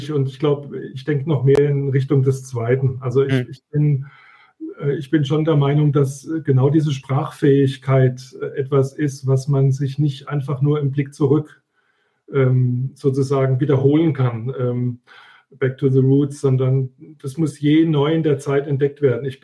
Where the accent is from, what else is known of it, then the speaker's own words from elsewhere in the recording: Pirmasens, Rhineland-Palatinate, Germany; wo ich mit einer einmaligen Ausbildung in meiner Heimatstadt Pirmasens an jedem meiner Studienorte einfach reinlaufen konnte